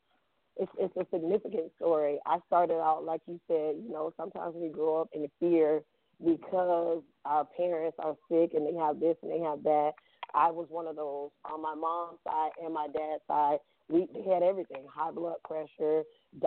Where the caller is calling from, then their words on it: Boynton Beach, Florida, United States; I'm calling from Boynton Beach, Florida.